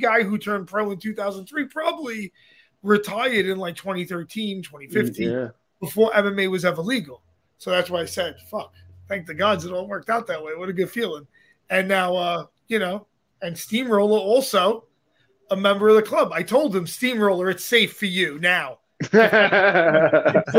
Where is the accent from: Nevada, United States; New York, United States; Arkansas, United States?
New York, United States; New York City; I'm from Brooklyn